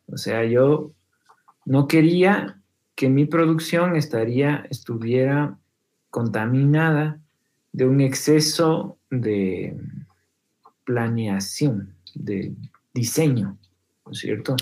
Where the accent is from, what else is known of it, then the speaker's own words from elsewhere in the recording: Quito, Pichincha, Ecuador; yo como quiteño